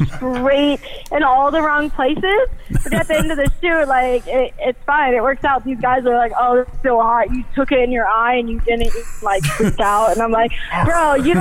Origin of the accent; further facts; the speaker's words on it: East Coast, United States; moved away; I grew up on the East Coast